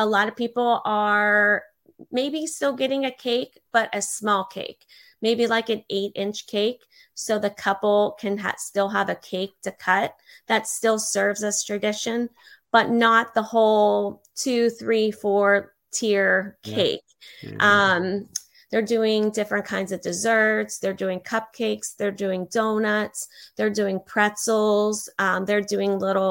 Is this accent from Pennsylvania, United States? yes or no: yes; Pittsburgh, Pennsylvania, United States; now in Fort Myers, United States; going to Pittsburgh, back to my hometown